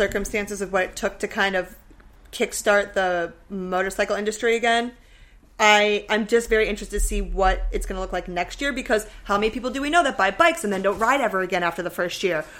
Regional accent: Midwest, United States; I'm from the Midwest.

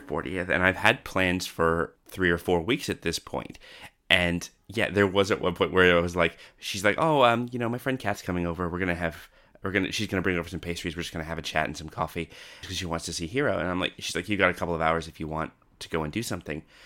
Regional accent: Canada; now in Australia; I was originally from Canada and came over to Australia

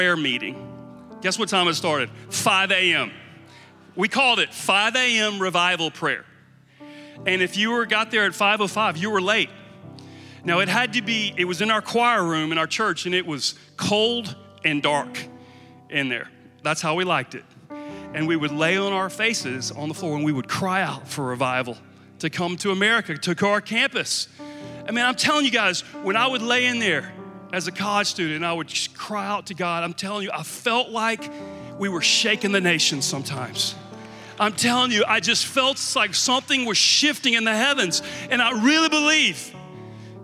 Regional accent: Georgia, Louisiana, the South, United States; I grew up here right in the South and in Georgia, and then over in Louisiana

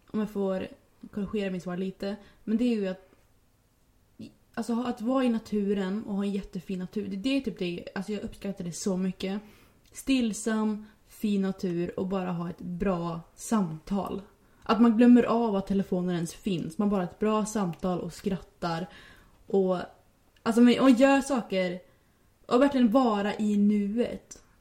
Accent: Västra Götaland, Sweden; vi åkte, vi åkte eh, bil ut till Läckö slott vid min hemstad.

